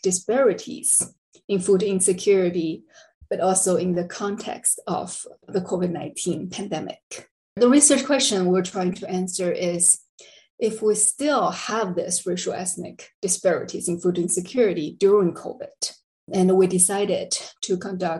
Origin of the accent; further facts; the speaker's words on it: China; moved away as an adult; also born or lived in Texas, United States; now in El Paso, United States; I'm originally from China. I came to the US in 2007.